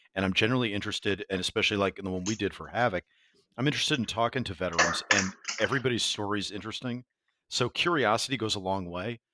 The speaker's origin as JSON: {"language": "English", "region": "New York", "country": "United States", "said": "as a New Yorker"}